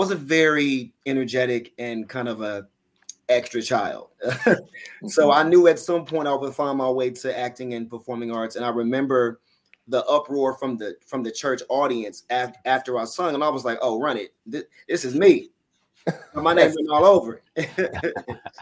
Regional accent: Los Angeles, California, United States; moved away as an adult; now in Atlanta, United States; I was raised in South Central

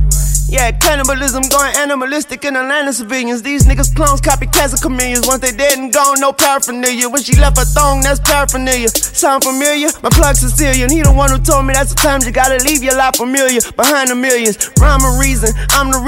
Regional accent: the South, United States; I'm from the South.

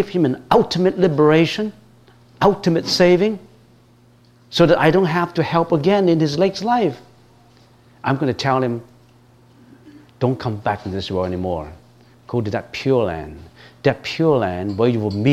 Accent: Hong Kong; moved away; I was born in Hong Kong, was brought up in Hong Kong.

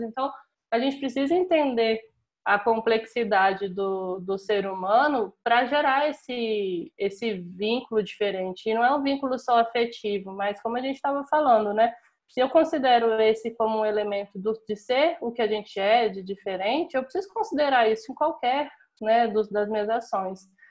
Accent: Brasília, Federal District, Brazil; sou brasiliense

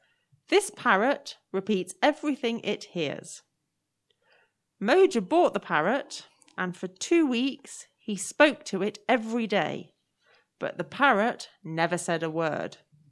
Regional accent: England, United Kingdom; But from my part of the country, so I'm from the Midlands, the middle of England, we refer to each other as duck.

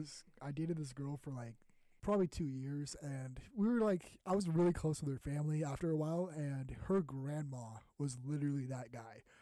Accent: San Diego, California, United States; my hometown of San Diego

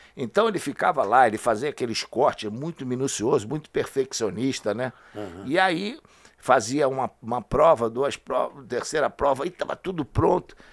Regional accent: Rio de Janeiro, Brazil; eu saí de Quintino só quando eu casei

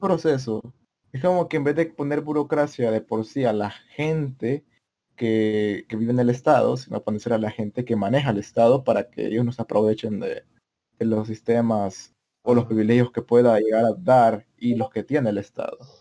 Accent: El Salvador; yo provengo de El Salvador

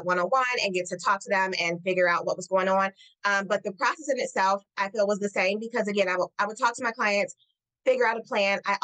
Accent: Detroit, Michigan, United States; my hometown of Detroit.

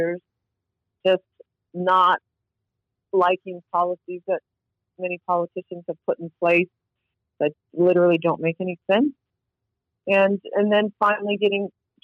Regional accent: North Carolina, United States; also born or lived in McAllen, Texas; now in Austin, United States; I came from North Carolina originally.

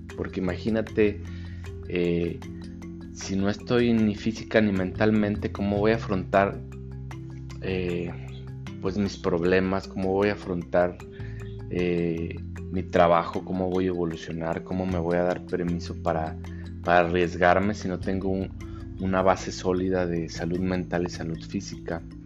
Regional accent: Mexico; como buenos mexicanos

